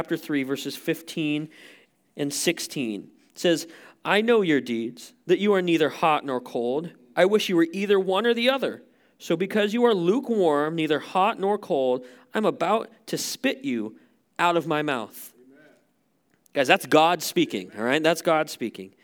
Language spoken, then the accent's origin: English; Montana, United States; a guy who was born and raised in Montana